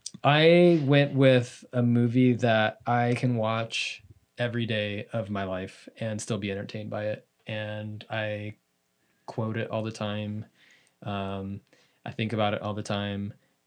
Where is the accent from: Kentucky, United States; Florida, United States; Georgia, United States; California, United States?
California, United States; the Bay Area; I grew up in the Bay Area, not too far from Santa Cruz